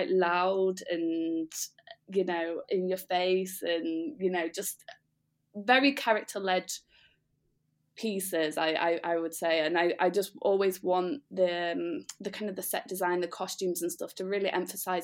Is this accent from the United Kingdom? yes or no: yes; Doncaster, Yorkshire and the Humber, United Kingdom; moved away as an adult; also born or lived in London; I'm from Doncaster